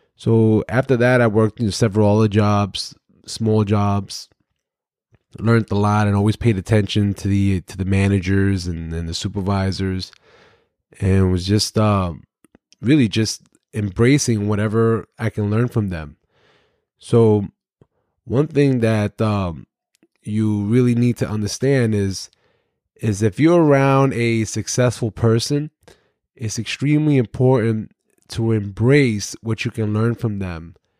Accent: New York City, New York, United States; I grew up in Brooklyn, New York, in the housing developments

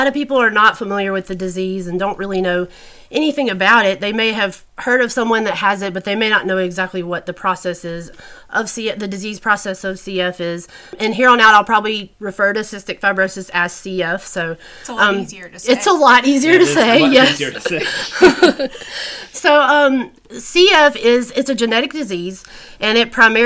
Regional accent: Natchez, Mississippi, United States; also born or lived in Alabama / Georgia; now in Atlanta, United States; I grew up in a little tiny town in Mississippi called Natchez.

